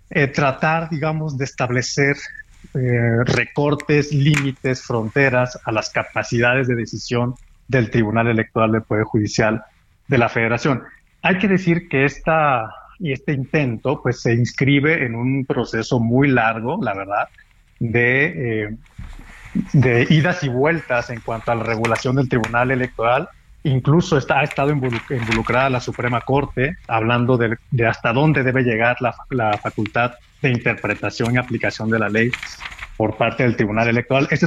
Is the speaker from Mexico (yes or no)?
yes; Mexico